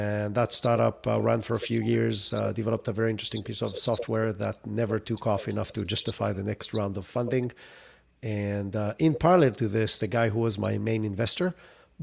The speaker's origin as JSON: {"language": "English", "country": "Israel", "tie": "born or raised there", "moved": "as an adult", "lives_now": "United States", "said": "I grew up in Israel. That's where the accent is from"}